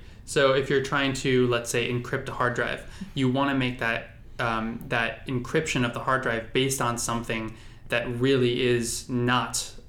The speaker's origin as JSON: {"language": "English", "town": "San Diego", "region": "California", "country": "United States", "said": "I'm from San Diego"}